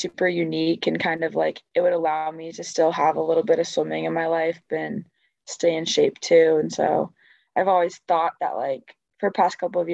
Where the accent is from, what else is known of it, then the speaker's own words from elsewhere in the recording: Massachusetts, United States; I'm from Massachusetts